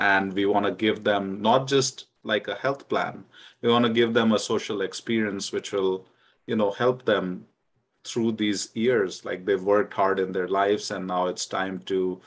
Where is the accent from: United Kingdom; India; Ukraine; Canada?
India; now in United States; I remember growing up in India